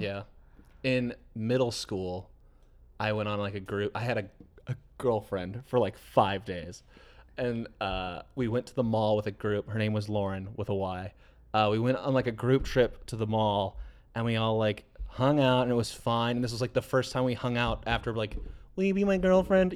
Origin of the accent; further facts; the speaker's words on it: Brookfield, Wisconsin, United States; We had two malls in my hometown. There's Brookfield Square